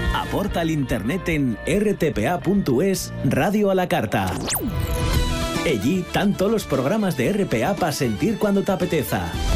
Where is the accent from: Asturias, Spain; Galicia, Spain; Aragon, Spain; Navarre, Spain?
Asturias, Spain; sí somos muy asturianos